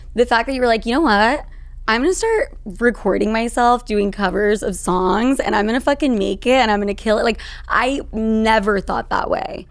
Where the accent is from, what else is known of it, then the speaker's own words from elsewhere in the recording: Salt Lake City, Utah, United States; now in New York, United States; I grew up in Salt Lake City, Utah